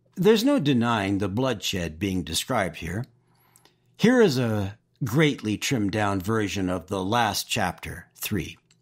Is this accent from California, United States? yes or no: yes; Oxnard, California, United States; I grew up in Southern California